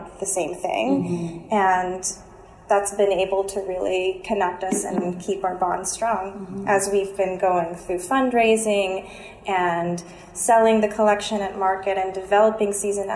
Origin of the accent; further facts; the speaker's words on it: Philippines; now in New York, United States; I'm originally from the Philippines